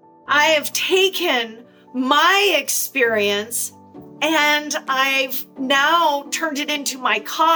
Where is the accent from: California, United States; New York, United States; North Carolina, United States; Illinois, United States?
California, United States; Southern; I was 12 years old. Growing up in Southern California, I was at the beach all the time.